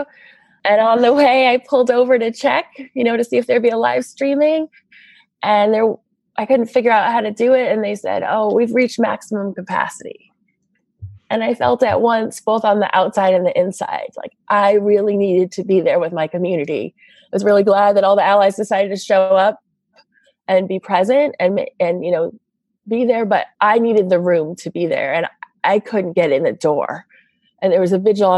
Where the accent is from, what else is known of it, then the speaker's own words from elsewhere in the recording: Boston, Massachusetts, United States; moved away; also born or lived in Los Angeles / San Francisco; I'm from the East Coast, from Boston, and I did live in LA for a bit. And even in San Francisco